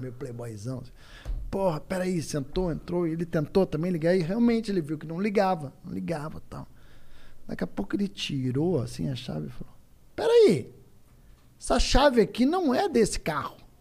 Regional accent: Curitiba, Paraná, Brazil; eu sou de Curitiba

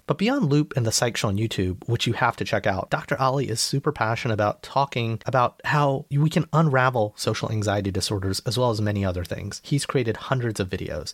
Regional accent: Alabama, United States; moved away; an Indian American boy who came from Alabama

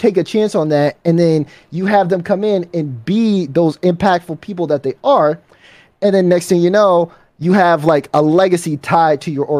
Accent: Chicago, Illinois, United States; I'm from Chicago.

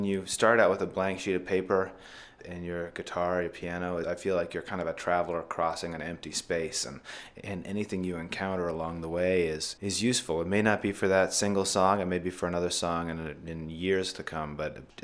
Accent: Idaho, United States; moved away; I'm from Idaho originally

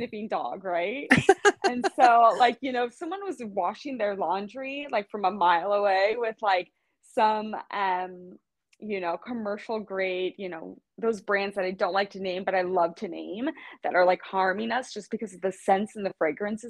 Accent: Kansas City, United States; also born or lived in Los Angeles; now in West Coast, United States; I'm from Kansas City, born and raised.

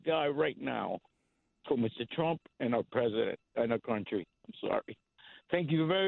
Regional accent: Cuba; now in United States; I was born in Cuba, and I came in 69.

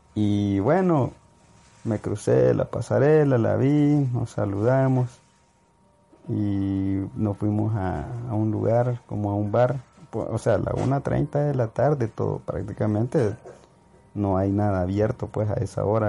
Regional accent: El Salvador; soy de El Salvador

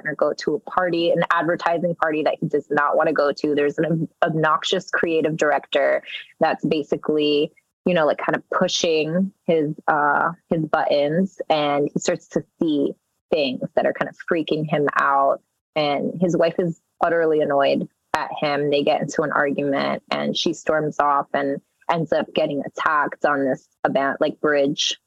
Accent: New York City, New York, United States; first language Spanish; English is a second language; growing up in Jackson Heights, which is a melting pot of rich culture and many diverse groups

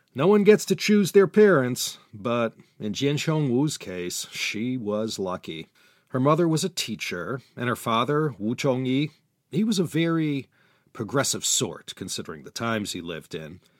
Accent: United States; my home country, the U S

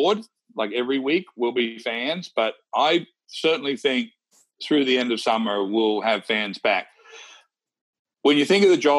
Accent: Wagga Wagga, New South Wales, Australia; moved away; I'm from Wagga Wagga. We grew up playing high school golf together

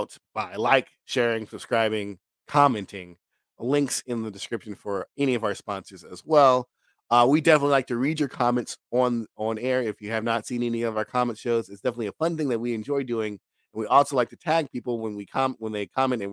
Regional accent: United States

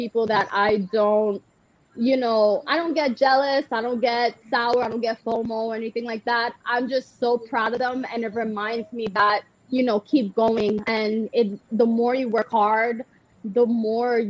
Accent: New York City, New York, United States; I grew up in the Bronx.

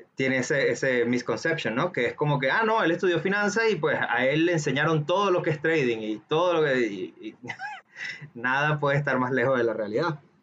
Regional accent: Venezuela; seamos de, un país donde digamos que la educación financiera está muy reducida

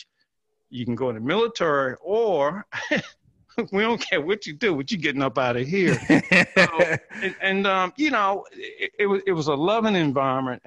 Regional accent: Mathews County, Tidewater, Virginia, United States; I'm from a little town in Tidewater, Virginia, called Matthews County, which is right on the middle peninsula. Small town, grew up, no traffic lights, but had a good life there

